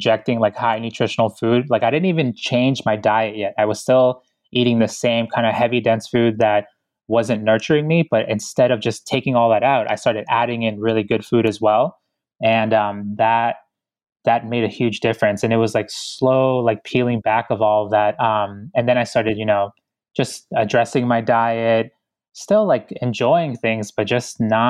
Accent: Ecuador; born there; moved away; because I was born in Ecuador. So I'm an immigrant, you know, a proud one too.

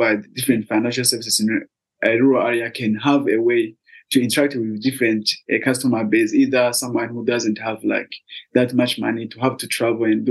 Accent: Burundi; I was born in one of the rural areas in Burundi. The commune is called, because Burundi is subdivided in province and commune, and I'm from Shombo, which is one of the rural areas

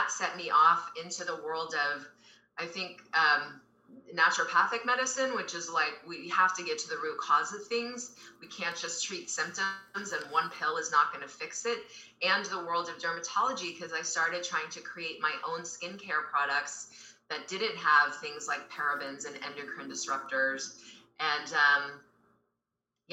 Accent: Southern California, United States; I grew up in Southern California, riding horses, going to school

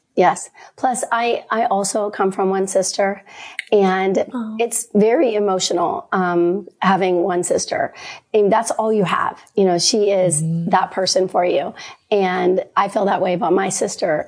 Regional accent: Pittsburgh, Pennsylvania, United States; I'm from Pittsburgh, so we were raised to hate Cleveland.

